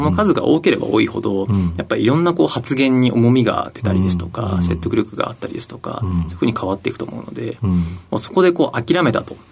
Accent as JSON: {"language": "Japanese", "town": "Kamakura", "region": "Kanagawa", "country": "Japan", "tie": "born or raised there", "said": "出身は神奈川県の鎌倉市です。"}